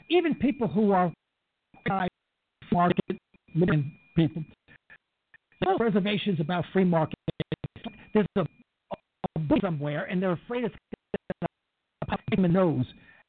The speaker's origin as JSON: {"language": "English", "town": "New York City", "region": "New York", "country": "United States", "tie": "born or raised there", "said": "I was born and raised in East New York"}